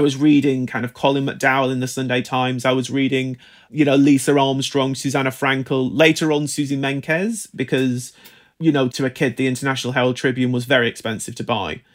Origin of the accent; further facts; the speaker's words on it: United Kingdom; I grew up in Britain in the nineteen nineties